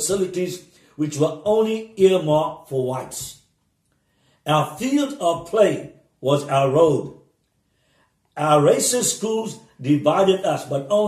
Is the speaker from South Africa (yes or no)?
yes; Cape Town, Western Cape, South Africa; I am a South African privileged to have been born in 15 Pound of Woodstock, Cape Town